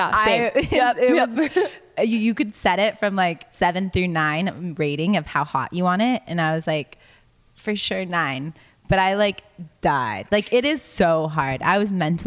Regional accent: Los Angeles, California, United States; moved away as an adult; now in Nashville, United States; I'm actually from Los Angeles.

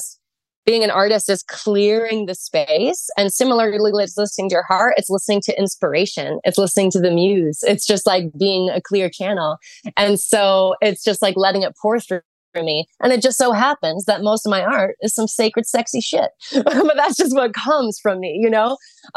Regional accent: Arizona, United States; I was from Arizona

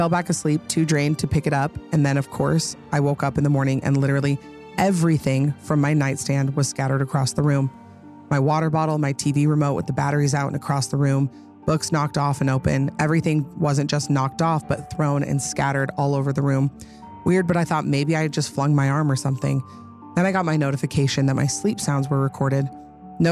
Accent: Utah, United States; I'm from Utah

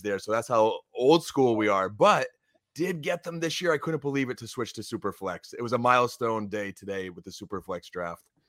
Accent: Scranton, Pennsylvania, United States; my hometown crew here in the Scranton, PA area

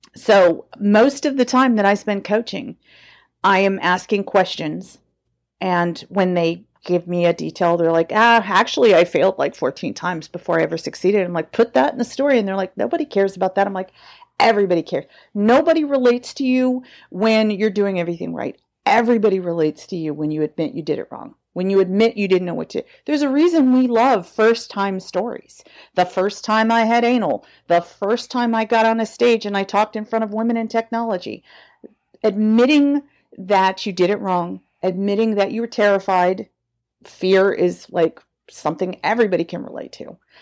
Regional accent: the South, United States; now in San Francisco, United States; I grew up in the South

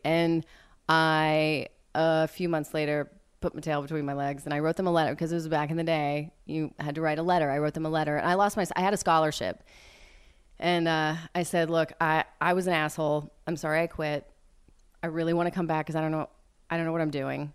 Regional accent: West Texas, United States; moved away; I grew up mostly in West Texas near, um, y-, you know, the Friday Night Lights franchise

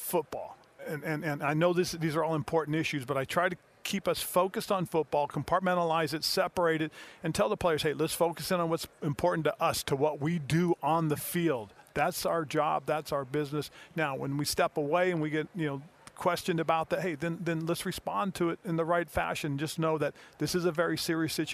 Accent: Fort Ord, California, United States; I was in my hometown, Fort Ord, California

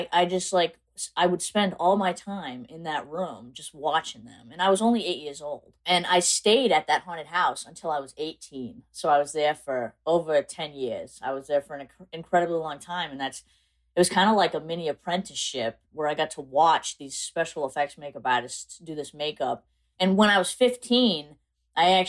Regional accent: South Coast, Massachusetts, United States; I'm actually from South Coast, Massachusetts

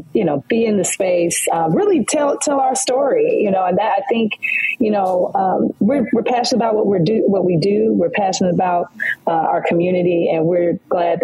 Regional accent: Detroit, Michigan, United States; also born or lived in Louisiana; So we are both from Detroit, Michigan, and proud graduates

